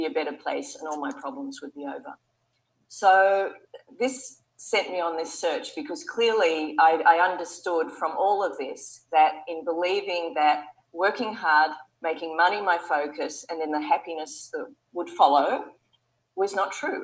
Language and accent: English; Sydney, New South Wales, Australia; We ran an advertising agency in Sydney, my hometown in Australia.